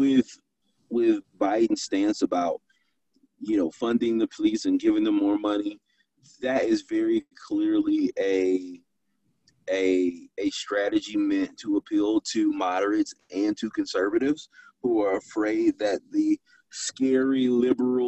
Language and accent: English; Detroit, Michigan, United States; I was born in Detroit